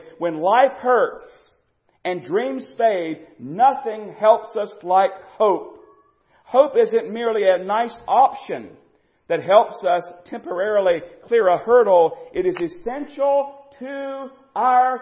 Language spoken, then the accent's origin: English; United States; we as American Christians